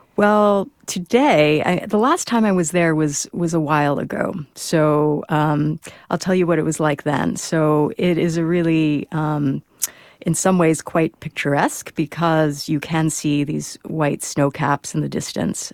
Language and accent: English; United States; I'm Chinese American, born in the U S, and my parents are from Hong Kong and ethnically Chinese.